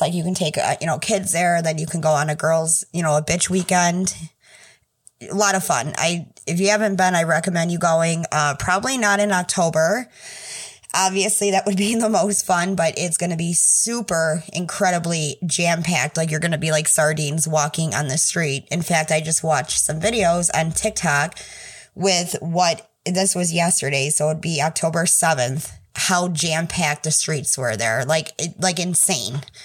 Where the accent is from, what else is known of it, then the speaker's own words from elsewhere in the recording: Michigan, United States; I'm from Michigan